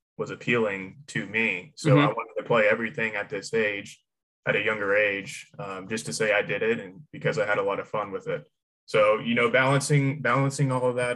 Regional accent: Houston, Texas, United States; So I am from Houston, Texas. Mm-hmm. I lived on a golf course for the first 8 years of my life

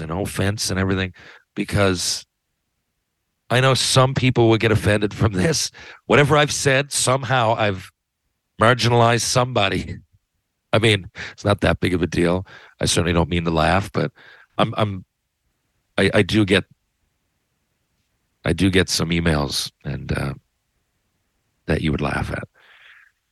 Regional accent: Newfoundland and Labrador, Canada; being at home in Newfoundland

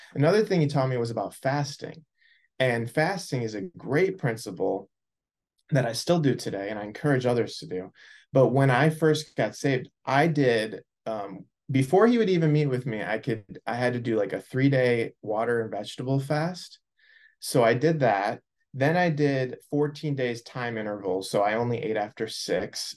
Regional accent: Naperville, Illinois, United States; I grew up in Naperville, Illinois, suburb of Chicago

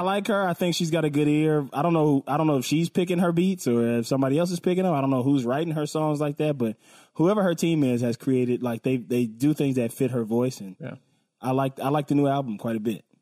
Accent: West Coast, United States; I'm from the West Coast

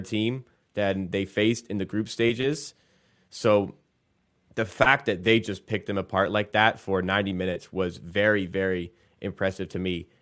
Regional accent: England, United Kingdom; I am British, or I am English

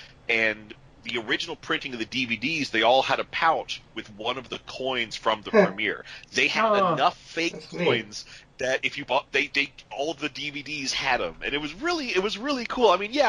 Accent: Norfolk, Virginia, United States; moved away; I was visiting my hometown of Norfolk, Virginia

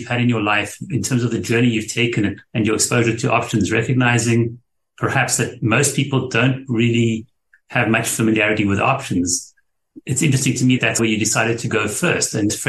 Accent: South Africa; moved away; I'm from South Africa and had left there many years ago

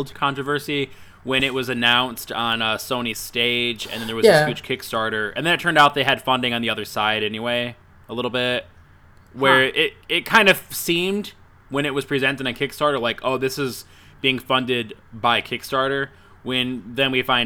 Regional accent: United States; as an American

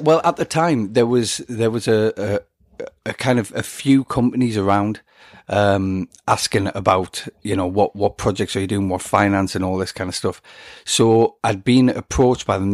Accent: England, United Kingdom; I'm an Englishman

